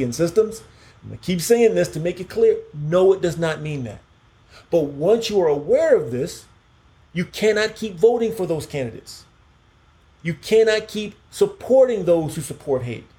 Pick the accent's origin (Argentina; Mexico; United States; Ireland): United States; Key West, Florida; I'm from Key West. I grew up on seafood